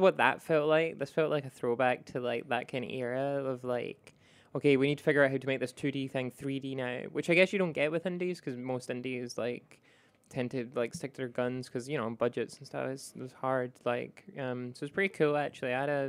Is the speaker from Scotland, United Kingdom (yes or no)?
yes; Scotland, United Kingdom; I played Risk of Rain 1, and also I grew up in Scotland, which has the greatest Risk of Rain.